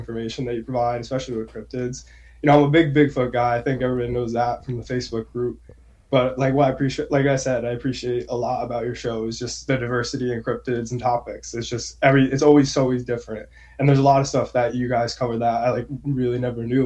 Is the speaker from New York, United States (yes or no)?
no; New Jersey, United States; born and raised in New Jersey